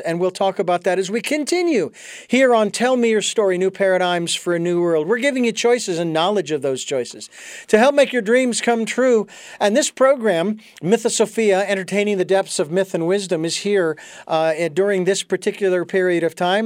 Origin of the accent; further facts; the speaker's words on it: United States; as an American who is familiar with our Constitution